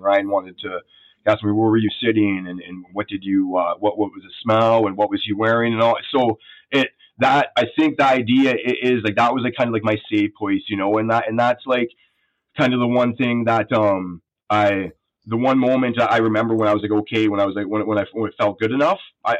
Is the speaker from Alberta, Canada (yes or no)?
yes; Calgary, Alberta, Canada; born there; also born or lived in Sherwood Park, Canada; a good home. And like, which I did, you know, I came from a middle class working home. You know, I was born in Alberta.